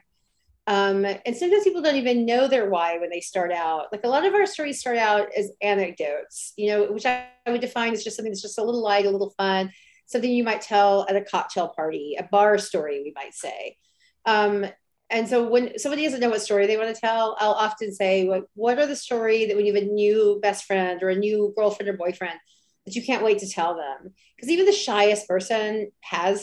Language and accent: English; Alabama, United States; now in Brooklyn, United States; I grew up in a really small town in Alabama